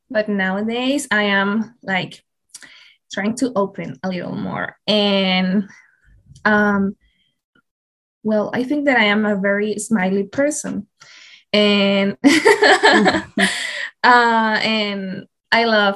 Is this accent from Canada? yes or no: no; Mexico; also born or lived in Querétaro; I am Mexican. I lived in a city called Querétaro, which is pretty near to Mexico City